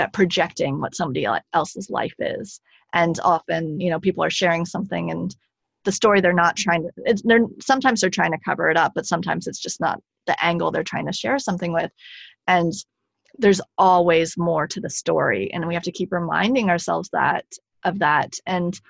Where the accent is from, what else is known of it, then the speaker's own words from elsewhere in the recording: United States; moved away as an adult; now in France; as an American, I still have that like workaholic